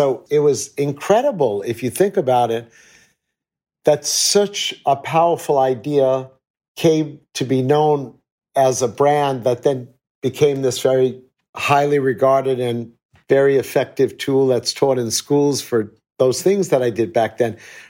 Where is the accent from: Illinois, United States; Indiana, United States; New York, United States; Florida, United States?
New York, United States; New York City; I was acting as a New Yorker, respecting and demonstrating the values of our great city.